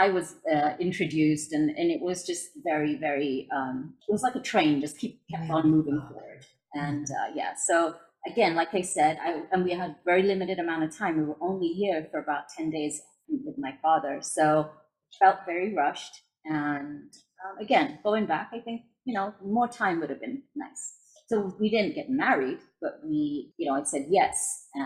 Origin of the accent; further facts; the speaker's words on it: London, United Kingdom; moved away as an adult; while I was growing up in London